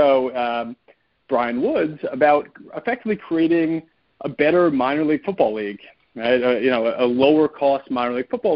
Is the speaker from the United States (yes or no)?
yes; New York City, New York, United States; also born or lived in Michigan; I grew up in New York City